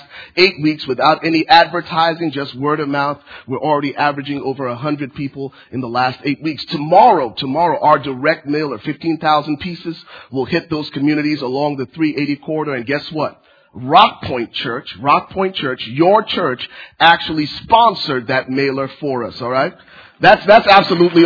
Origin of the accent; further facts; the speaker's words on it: Liberia; now in United States; I'm originally from Liberia, West Africa. My family was granted political asylum back in 1993, and my family relocated to the States.